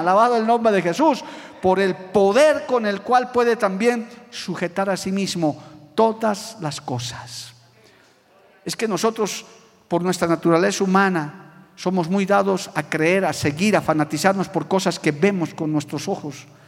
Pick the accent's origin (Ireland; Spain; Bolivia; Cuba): Bolivia; muy contento de haber nacido en esta tierra. Soy boliviano